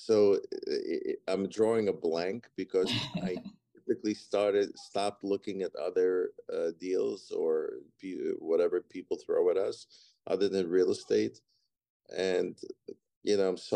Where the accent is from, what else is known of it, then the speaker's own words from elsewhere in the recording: Ukraine; moved away; I was born in Ukraine or Soviet Union, the old Soviet Union that had all the republics still attached back in the 70s. And I was born in Ukraine